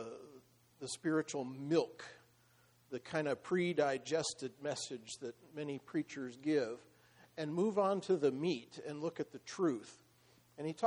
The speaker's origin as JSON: {"language": "English", "region": "Iowa", "country": "United States", "tie": "born or raised there", "moved": "yes", "said": "I grew up in the Midwest, in Iowa"}